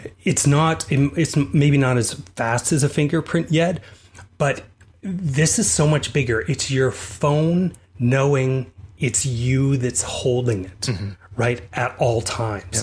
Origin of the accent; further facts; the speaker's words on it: Calgary, Alberta, Canada; moved away; we're both originally from Calgary